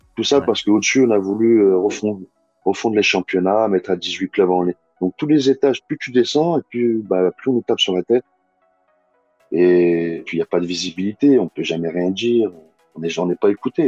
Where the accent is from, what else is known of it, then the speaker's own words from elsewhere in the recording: Bron, Auvergne-Rhône-Alpes, France; je suis Bron à la base, j'ai grandi à Bron. C'est mon quartier